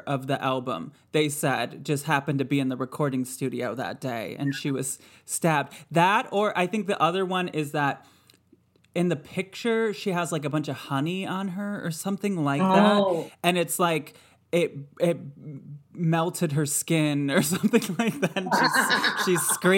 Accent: Michigan, United States; I grew up in Michigan.

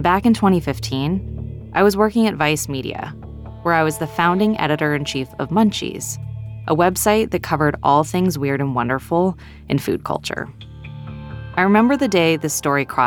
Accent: Texas, United States; moved away; also born or lived in New York; I grew up in Texas

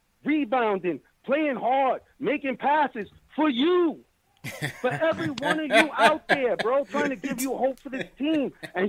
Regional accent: New York City, New York, United States; I was born and raised in Bushwick

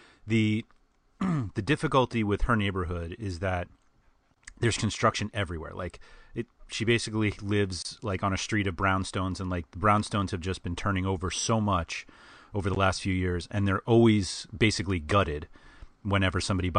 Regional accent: New York City, New York, United States; I am born and raised in New York City. I learned to drive in New York City. I learned to park in New York City.

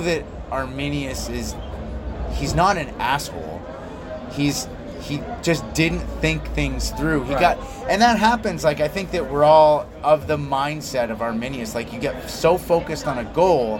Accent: Belgium; I grew up in Belgium

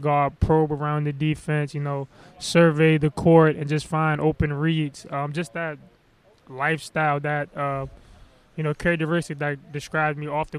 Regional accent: Upper Marlboro, Maryland, United States; obviously growing up, I would always go to the Washington Wizards game. That was our hometown team.

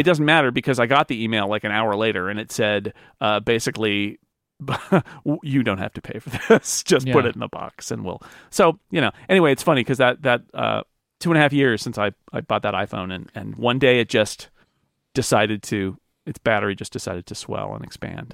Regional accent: United States; as an American

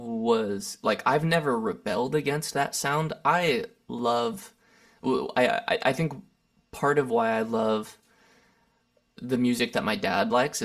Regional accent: Lancaster, California, United States; also born or lived in Santa Barbara; now in Los Angeles, United States; I grew up in Lancaster, California. It's a pretty large desert town north of Los Angeles. Spent 18 years there, then 11 years in Santa Barbara, California.

